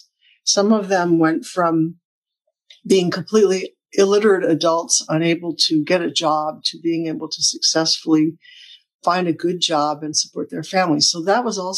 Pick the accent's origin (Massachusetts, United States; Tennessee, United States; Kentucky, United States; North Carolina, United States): Tennessee, United States; Oak Ridge; also born or lived in Michigan / Japan; I grew up in East Tennessee, in an area. I was born in Michigan, but my family moved to Tennessee when I was 1 year old.